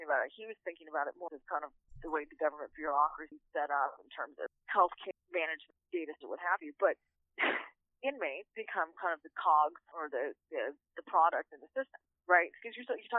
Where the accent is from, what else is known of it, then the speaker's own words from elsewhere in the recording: Orange County, California, United States; I'm from Orange County